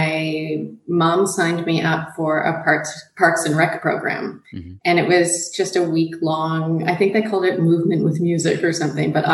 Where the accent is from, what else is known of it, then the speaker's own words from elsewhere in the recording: Nanaimo, British Columbia, Canada; moved away as an adult; now in Australia; I grew up on Vancouver Island in Canada. So at that time, it was a bit of a trip to see anything. Now the town where I grew up, Nanaimo, BC